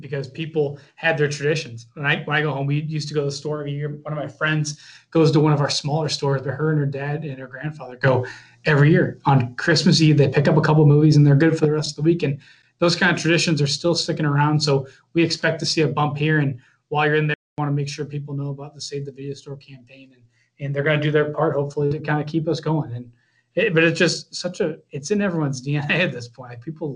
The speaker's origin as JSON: {"language": "English", "region": "Midwest", "country": "United States", "also_born_or_lived": "Florida", "moved": "as an adult", "said": "I'm from the Midwest originally, went down to Florida for 6 years and came back and wanted to be closer to home"}